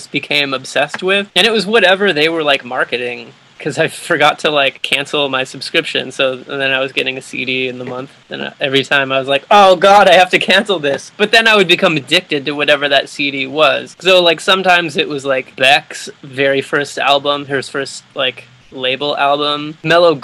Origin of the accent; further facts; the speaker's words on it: near the Montana border, Wyoming, United States; moved away; I grew up in Wyoming, near the Montana border.